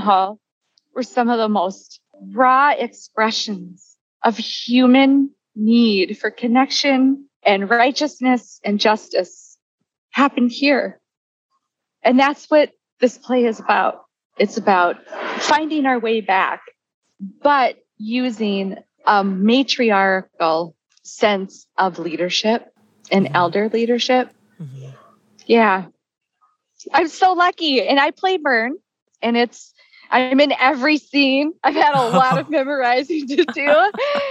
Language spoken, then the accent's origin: English; Bois Forte Nation, northern Minnesota, United States; also born or lived in Duluth, Minnesota; I am from the Boys Fort Nation in northern Minnesota